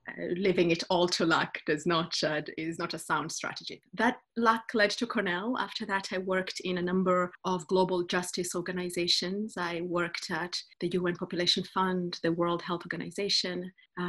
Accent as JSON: {"language": "English", "region": "Western Kenya", "country": "Kenya", "tie": "born or raised there", "also_born_or_lived": "United States", "moved": "as an adult", "said": "So I'm Kenyan, so born and raised in Kenya."}